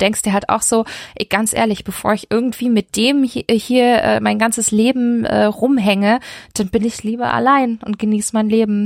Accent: Stuttgart, Baden-Württemberg, Germany; ich komme aus Stuttgart

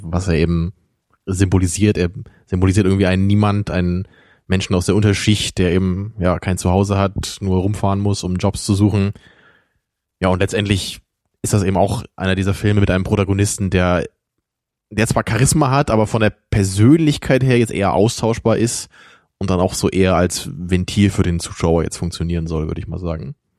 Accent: Rotenburg, Lower Saxony, Germany; moved away; ich komme ja aus Rotenburg, Wimmel

